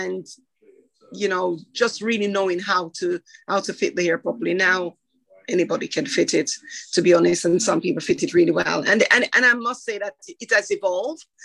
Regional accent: Jamaica; now in United Kingdom; I grew up in Jamaica, then left Jamaica, came here

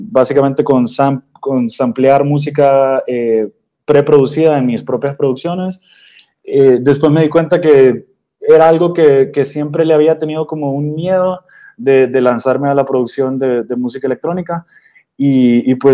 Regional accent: Honduras; now in Austin, United States; Eh, pues yo soy originalmente de Honduras, pero, pero soy mitad colombiano por el lado de mi mamá, ella es de Bucaramanga.

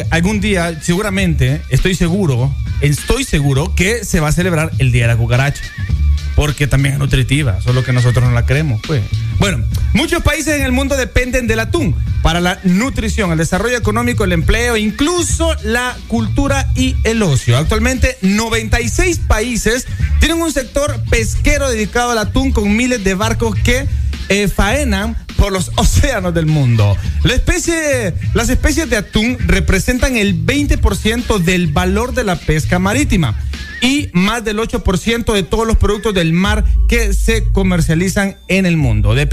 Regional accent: Guanaja, Bay Islands, Honduras; de donde yo soy, de Guanaja, de la Bahía

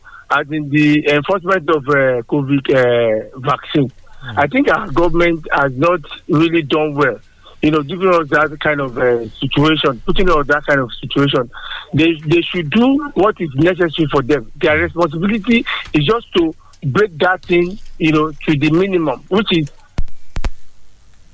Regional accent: Sango Ota, Ogun State, Nigeria; I grew up in Songota

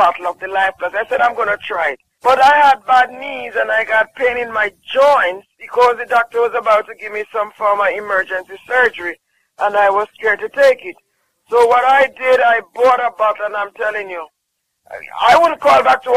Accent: Jamaica; moved away; I'm from Jamaica.

